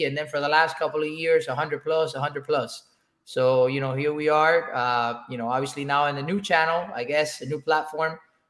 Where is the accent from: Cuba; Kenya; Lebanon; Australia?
Cuba; now in United States; I came to this country from Cuba in 2004.